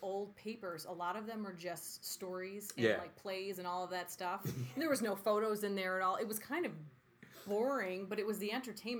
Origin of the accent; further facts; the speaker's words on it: United States; I'm just like, hi, I'm from America, and I wanted to relax.